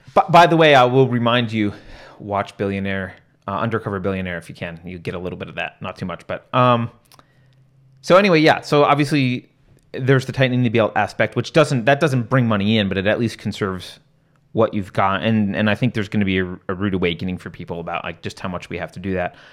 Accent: New York, United States; I was growing up in New York

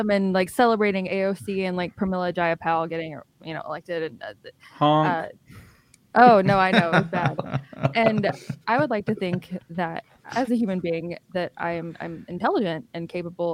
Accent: Alabama, United States; also born or lived in Illinois / California / Florida; I grew up in Alabama. I've lived here for most of my life

